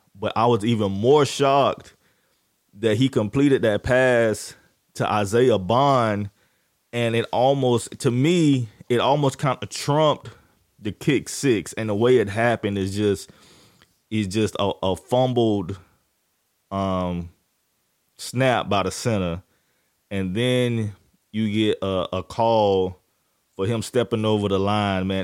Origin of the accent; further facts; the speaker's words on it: Jacksonville, Florida, United States; I'm from, I'm from Florida, Duval County, Jacksonville